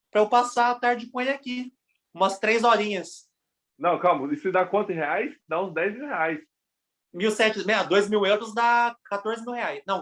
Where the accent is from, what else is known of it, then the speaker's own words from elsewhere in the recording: Brazil; não, mano, não sou daqui não, sou do Brasil.